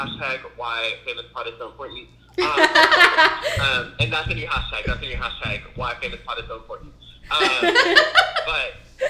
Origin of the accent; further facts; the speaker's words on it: Zapata, Texas, United States; moved away as an adult; now in Los Angeles, United States; And I'm from Texas. I'm from Zapata, Texas, a little town, a beautiful little town on the border between Texas and Mexico.